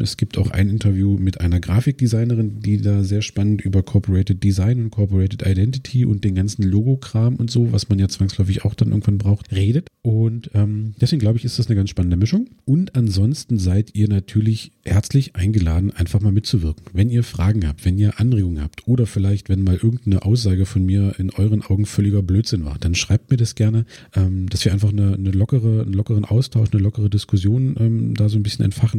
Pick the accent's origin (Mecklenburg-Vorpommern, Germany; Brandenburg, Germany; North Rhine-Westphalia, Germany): Brandenburg, Germany; Cottbus; ich komme aus Cottbus